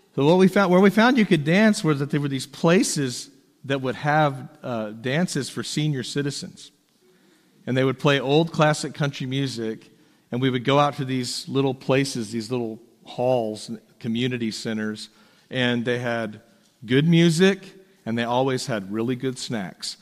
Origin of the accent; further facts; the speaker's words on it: Texas, United States; moved away as an adult; also born or lived in Tennessee; as a Texan